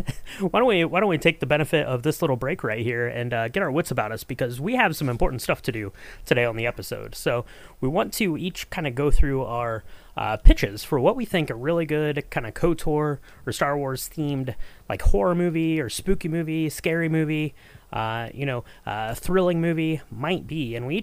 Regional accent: Ohio, United States; I grew up in Ohio

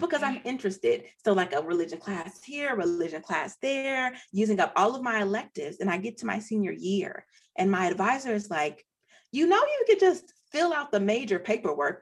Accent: Nashville, Tennessee, United States; moved away as an adult; also born or lived in Oberlin, Ohio; I grew up in Nashville.

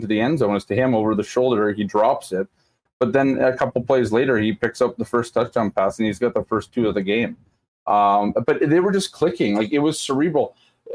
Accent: Canada; I'm Canadian, though. I'm just from Canada

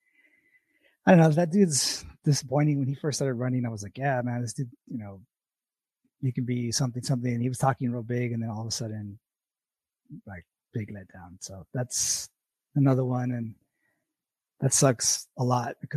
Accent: El Paso, Texas, United States; I'm from El Paso. That's where I was born and raised

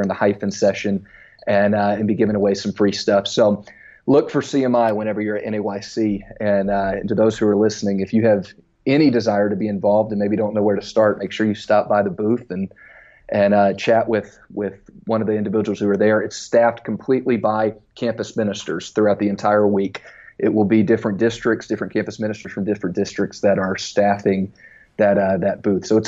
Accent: Baton Rouge, Louisiana, United States; moved away as an adult; also born or lived in Center, Texas; now in St. Louis, United States; I was from Baton Rouge

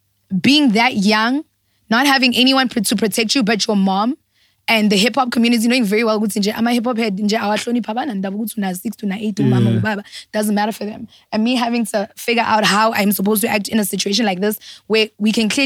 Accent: Johannesburg, Gauteng, South Africa; we lived in Soweto, DK. We lived in Lanesia. Like I'm a Joburg girl.

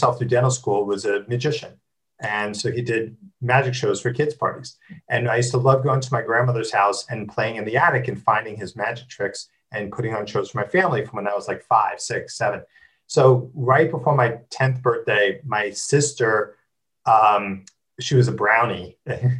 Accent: New Jersey, United States; I grew up in New Jersey, which is normal enough

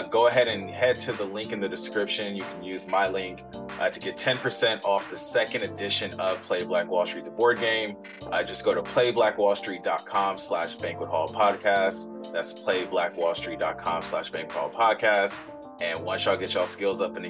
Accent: Los Angeles, California, United States; being from the city of Los Angeles

